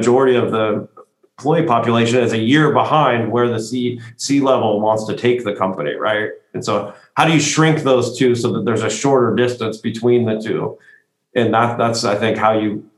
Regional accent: United States; as an American

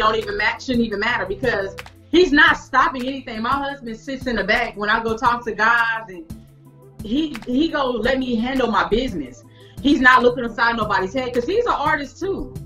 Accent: Houston, Texas, United States; born and raised in Houston, Texas

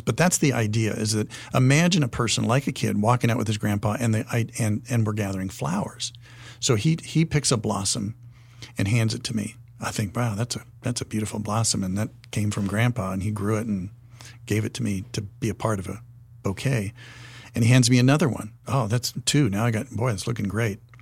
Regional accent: Wyoming, United States; I'm from Wyoming, and we would visit my grandparents' place in Buffalo, Wyoming

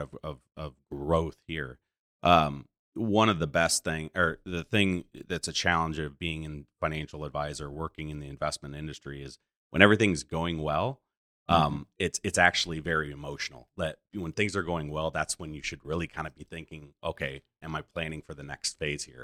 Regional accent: Goshen, Indiana, United States; being born and raised here

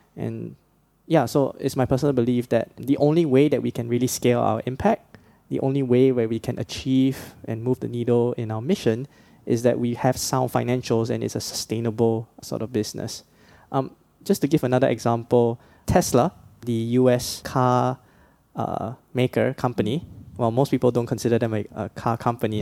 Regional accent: Singapore; growing up in the Singapore sort of education system

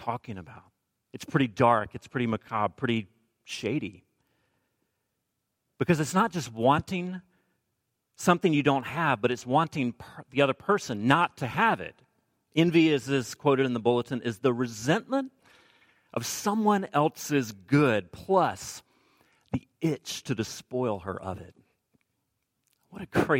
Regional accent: the South, United States; I'm from the South

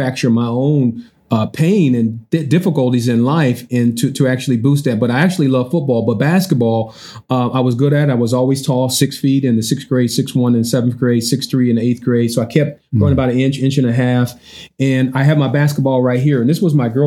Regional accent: Columbus, Ohio, United States; I grew up in Sullivan Gardens, which is considered the roughest, the toughest, the baddest, the meanest, the most dangerous housing project.

